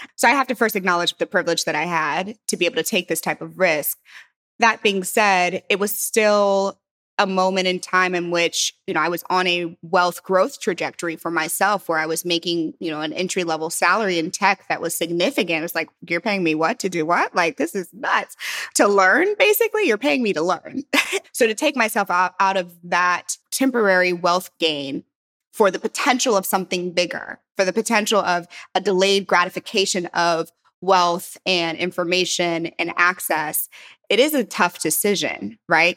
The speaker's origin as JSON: {"language": "English", "town": "St. Louis", "region": "Missouri", "country": "United States", "also_born_or_lived": "San Francisco", "moved": "yes", "said": "I'm from Saint Louis"}